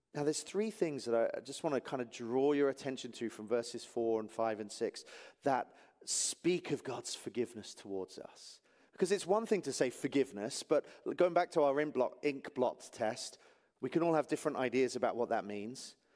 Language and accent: English; England, United Kingdom; moved away; I'm from England.